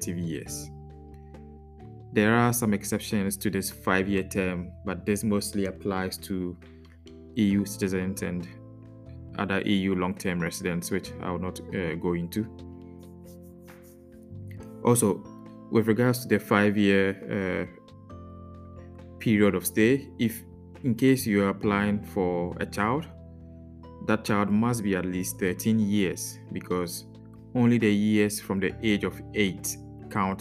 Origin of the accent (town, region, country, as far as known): Ghana; now in Netherlands